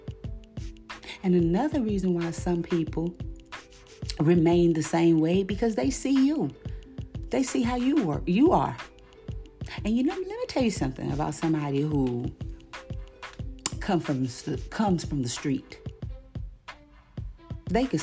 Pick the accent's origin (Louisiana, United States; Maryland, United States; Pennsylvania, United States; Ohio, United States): Louisiana, United States; White Castle; also born or lived in Bayou Goula, Louisiana / Baton Rouge, Louisiana; I grew up in White Castle, Louisiana, where everybody didn't take no mess